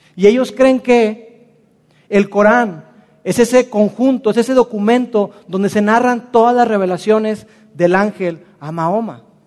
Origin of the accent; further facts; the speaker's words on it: Mexico; nosotros como mexicanos lo experimentamos